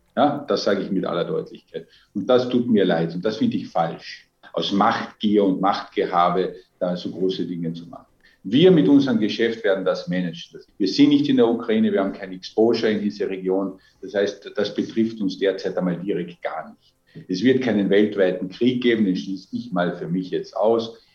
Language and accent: German; Austria; Als Österreicher